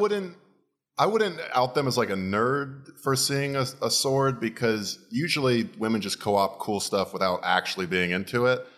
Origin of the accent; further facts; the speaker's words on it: Florida, United States; I'm from Florida